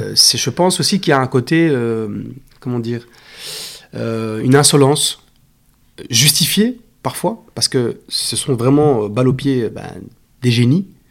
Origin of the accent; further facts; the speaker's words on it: Belgium; je, suis belge